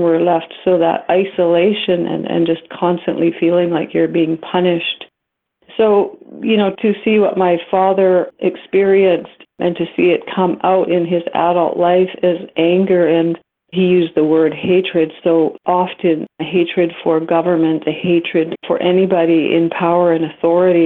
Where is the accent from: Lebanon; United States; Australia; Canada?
Canada; Alert Bay, British Columbia; also born or lived in Kingcome Inlet, BC; I grew up in Alert Bay, a small 3-mile island on the coast that had a residential school